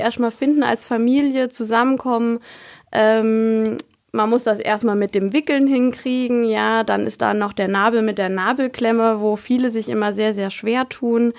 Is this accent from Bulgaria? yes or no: no; Kusel, Rhineland-Palatinate, Germany; komme aus dem schönen Kusel